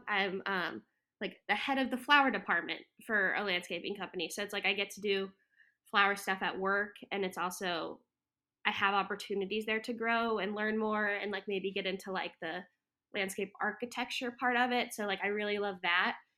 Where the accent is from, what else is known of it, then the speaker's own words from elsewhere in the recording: Florida, United States; moved away as an adult; also born or lived in Texas / Hawaii / Colorado; now in Wilmington, United States; I grew up in Florida, um, yeah, from, like, kindergarten through the year and a half of college